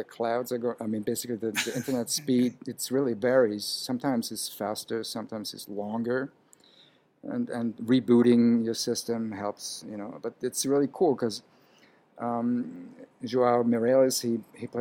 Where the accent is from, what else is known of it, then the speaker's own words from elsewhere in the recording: Vienna, Austria; now in New York City, United States; I was born in Vienna, Austria, to a Hungarian father, Austrian mom